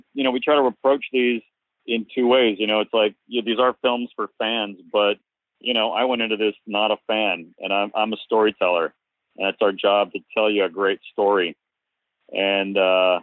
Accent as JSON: {"language": "English", "area": "Cape Cod", "region": "Massachusetts", "country": "United States", "tie": "born or raised there", "said": "I grew up on Cape Cod"}